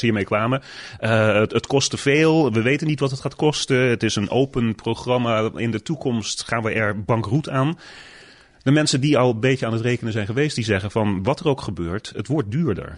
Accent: Netherlands; moved away as an adult; now in United States; toen ik opgroeide in Nederland

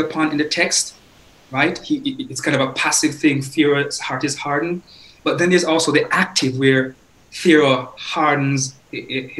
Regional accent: Jamaica; Growing up in Jamaica

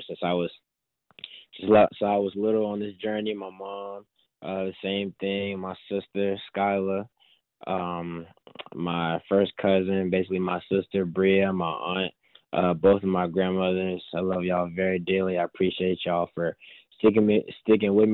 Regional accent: Atlanta, Georgia, United States; I'm from Atlanta

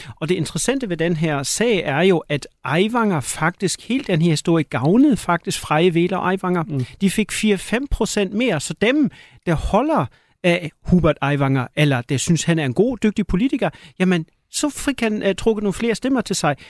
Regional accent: Schleswig-Holstein, Germany; nu kommer jeg fra Slesvig Holsten

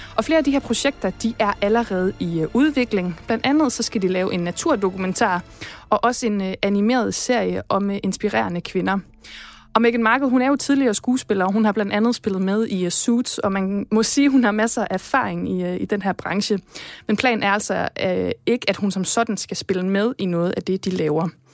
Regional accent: Esbjerg, Southern Denmark, Denmark; min hjemby Esbjerg

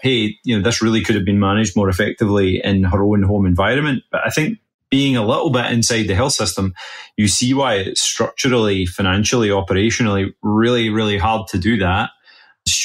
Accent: west coast of Scotland, United Kingdom; now in Boston, United States; I live in Boston now, but originally from the west coast of Scotland

